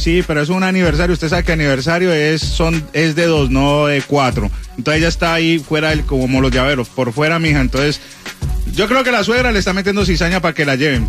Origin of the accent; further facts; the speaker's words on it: Havana, La Habana, Cuba; moved away; Habana, yo también soy de ahí.